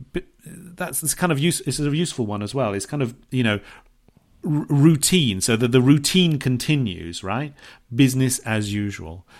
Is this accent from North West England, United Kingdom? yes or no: no; Bournemouth, South West England, United Kingdom; moved away; which is very close to my hometown, Bournemouth.